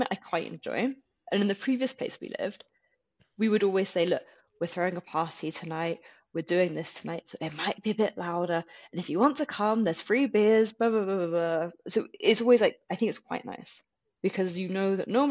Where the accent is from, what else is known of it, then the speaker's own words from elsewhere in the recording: United Kingdom; moved away as an adult; now in Germany; as a Brit